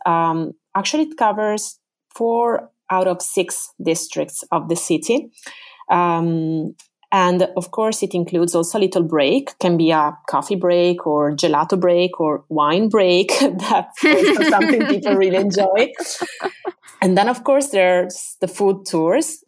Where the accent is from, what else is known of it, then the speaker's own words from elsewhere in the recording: Venice, Veneto, Italy; English is a second language; I am originally from Venice. Uh, I was born in the northern district of the city, Canaleggio